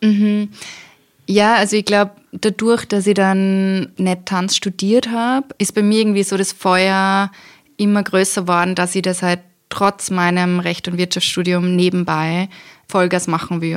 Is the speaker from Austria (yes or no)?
yes; Austria; habe ich eben mit österreichischem Volkstanz im Dirndl begonnen in der Volksschule